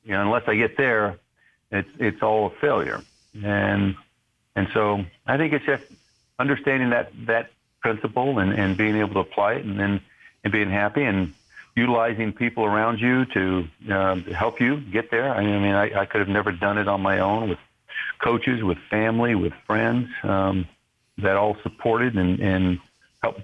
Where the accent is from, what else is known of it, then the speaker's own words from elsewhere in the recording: Albany, Georgia, United States; moved away; I was just this chubby little kid growing up in Southwest Georgia and Albany, Georgia.